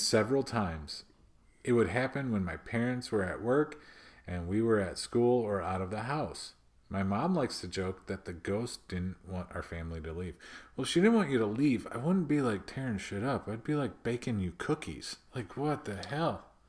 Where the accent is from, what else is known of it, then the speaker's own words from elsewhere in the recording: Midwest, United States; accent: Midwest; my Midwest accent just came out, like, super thick right there